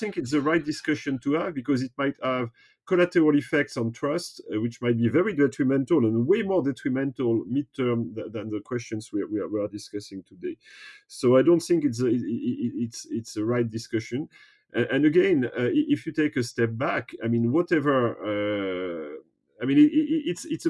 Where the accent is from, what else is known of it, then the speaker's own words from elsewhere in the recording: France; I was born and raised in the French traditional school system